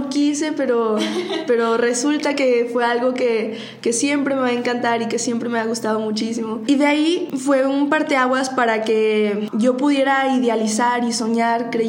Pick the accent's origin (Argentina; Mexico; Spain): Mexico; Saltillo, Coahuila; also born or lived in Monterrey; cuando nosotros vivíamos en Saltillo, porque ahí yo soy natal